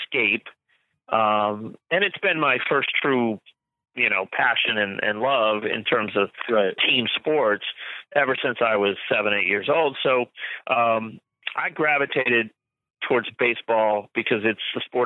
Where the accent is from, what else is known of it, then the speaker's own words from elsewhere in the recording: Florida, United States; when I was a kid growing up in Florida